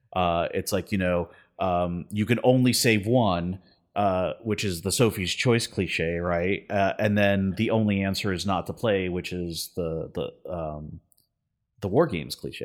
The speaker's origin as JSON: {"language": "English", "town": "Miami", "region": "Florida", "country": "United States", "tie": "born or raised there", "said": "growing up in Miami, you know, as a Hispanic person"}